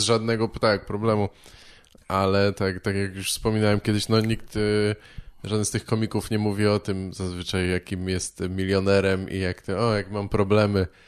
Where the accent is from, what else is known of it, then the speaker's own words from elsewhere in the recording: Warsaw, Masovian Voivodeship, Poland; ja się wychowałem w Warszawie